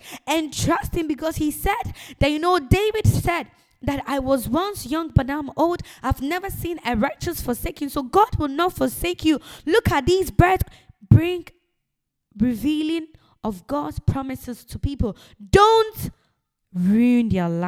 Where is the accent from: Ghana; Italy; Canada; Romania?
Ghana; now in United Kingdom; I'm a Ghanaian